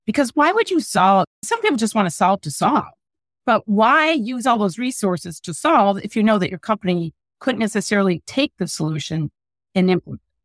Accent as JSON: {"language": "English", "region": "Midwest", "country": "United States", "said": "I'm from the Midwest"}